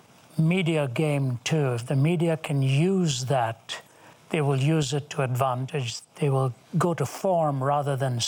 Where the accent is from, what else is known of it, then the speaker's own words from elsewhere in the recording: India; I don't see myself as an Indian anymore. I see myself as a child of God who happened to be given the privilege of a birth in Indian skin